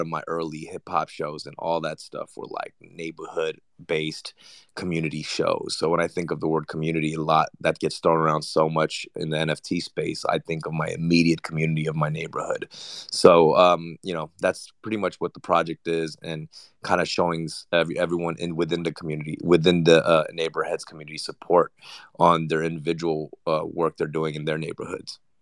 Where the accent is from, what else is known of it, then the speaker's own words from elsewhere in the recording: Los Angeles, California, United States; also born or lived in Argentina; we resided in Korea town